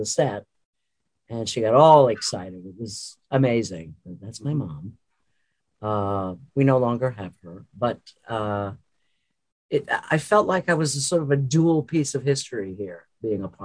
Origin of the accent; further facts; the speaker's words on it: New York City, New York, United States; moved away as an adult; also born or lived in London, England; I was born in London and I grew up in New York City.